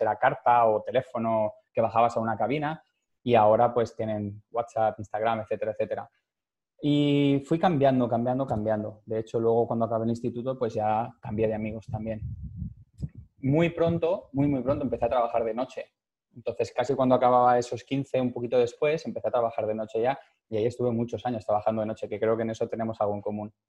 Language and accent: Spanish; Valencia, Valencian Community, Spain; moved away; nací en Valencia, me crié en Valencia también